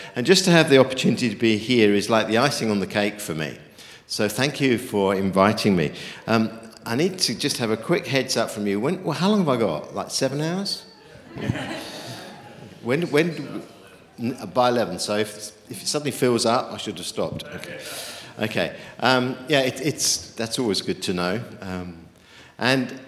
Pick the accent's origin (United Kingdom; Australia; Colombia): United Kingdom; also born or lived in New Zealand; I'm a Brit who's escaped the frozen north